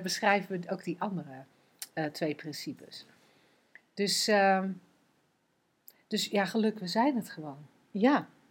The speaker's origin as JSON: {"language": "Dutch", "country": "Netherlands", "said": "wij als Nederlanders"}